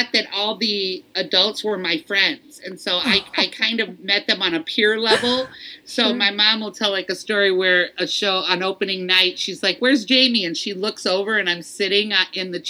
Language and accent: English; Detroit, Michigan, United States; growing up in Detroit